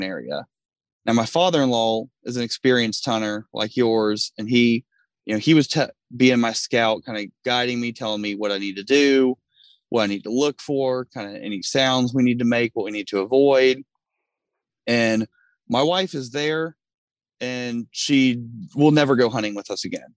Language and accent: English; Kentucky, United States; where I grew up in Kentucky, we didn't have hunting land